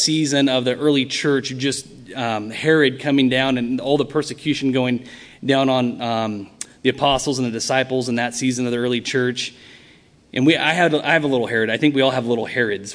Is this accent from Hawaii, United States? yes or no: no; Vancouver, Washington, United States; moved away as an adult; also born or lived in California / Portland, Oregon / La Pine, Oregon; now in Central Oregon, United States; I grew up in Vancouver